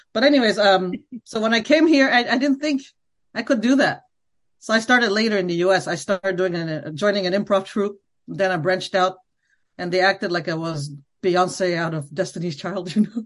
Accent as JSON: {"language": "English", "town": "Montreal", "region": "Quebec", "country": "Canada", "tie": "born or raised there", "first_language": "Khmer", "second_language": "English", "moved": "as an adult", "lives_now": "Washington, D.C., United States", "said": "I- I'm from Montreal. I grew up in Montreal"}